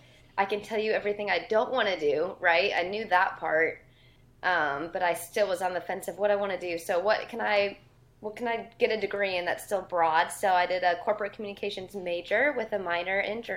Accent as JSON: {"language": "English", "town": "Sycamore", "region": "Illinois", "country": "United States", "tie": "born or raised there", "also_born_or_lived": "Florida / Wisconsin", "moved": "as an adult", "lives_now": "Nashville, United States", "said": "grew up, born and raised in Northern Illinois, very small town called Sycamore."}